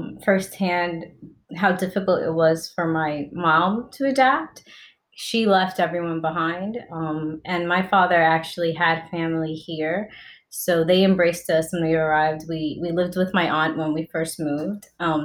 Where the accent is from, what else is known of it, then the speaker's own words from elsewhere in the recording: New York, United States; also born or lived in Dominican Republic; I identify as Dominican and I guess also a New Yorker because I came to New York when I was 2 years old.